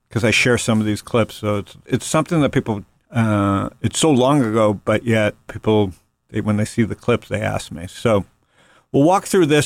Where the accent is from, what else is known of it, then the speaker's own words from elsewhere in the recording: Toronto, Ontario, Canada; When I grew up in Toronto in the seventies and early eighties, my formative teen years